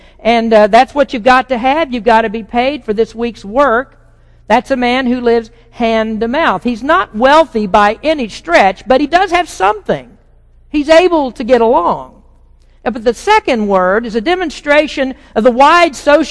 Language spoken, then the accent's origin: English; United States; we, as American evangelical Christians